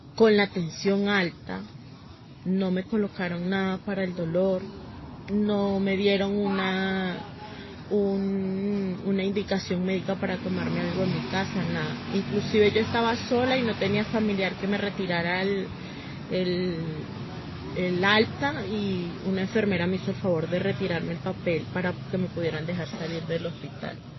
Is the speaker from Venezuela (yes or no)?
yes; Venezuela; moved away as an adult; also born or lived in Bogotá, Colombia; now in Villavicencio, Colombia; el país de donde vengo, de Venezuela